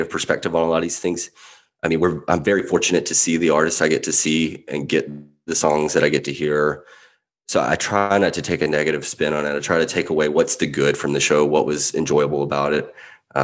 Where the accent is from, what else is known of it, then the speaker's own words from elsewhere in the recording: Mississippi, United States; moved away; I grew up in Mississippi, so you can take the Southern, you can take me out of the South, but you can't take the South out of me